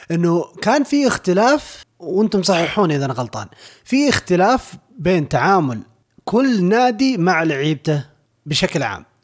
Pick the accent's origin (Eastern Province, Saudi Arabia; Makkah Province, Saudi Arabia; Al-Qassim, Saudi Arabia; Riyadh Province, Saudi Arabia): Riyadh Province, Saudi Arabia; Riyadh; ما احنا من الرياض ايه